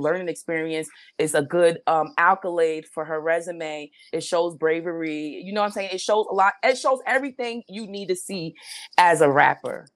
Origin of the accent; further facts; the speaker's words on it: New York City, New York, United States; I'm from the Bronx